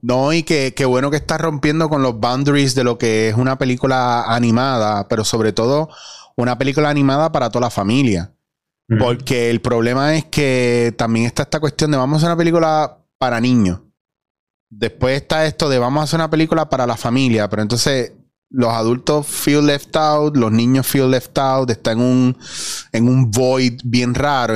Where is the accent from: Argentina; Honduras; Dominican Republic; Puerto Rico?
Puerto Rico; Como puertorriqueño, como persona normal en la calle